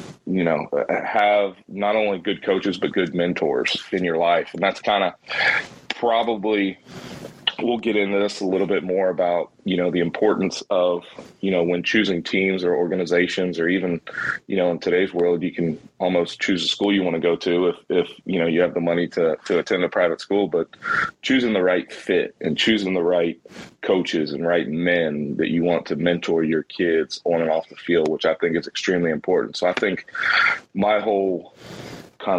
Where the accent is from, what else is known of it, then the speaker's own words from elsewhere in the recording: Jacksonville, Florida, United States; I'm originally from Jacksonville, Florida. I went to a high school, Bishop Kenny High School